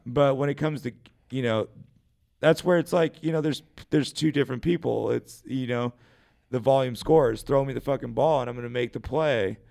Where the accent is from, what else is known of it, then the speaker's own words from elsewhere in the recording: United States; Growing up in America